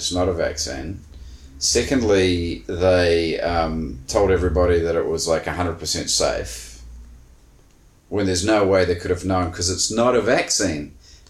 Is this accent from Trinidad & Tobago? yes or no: no; New Zealand